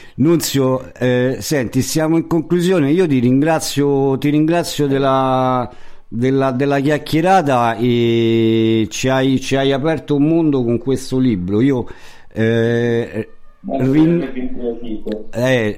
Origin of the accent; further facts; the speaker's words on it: Rome, Lazio, Italy; Io essendo romano